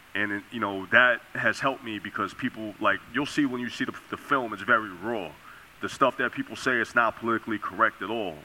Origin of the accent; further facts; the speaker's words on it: New York, United States; growing up in New York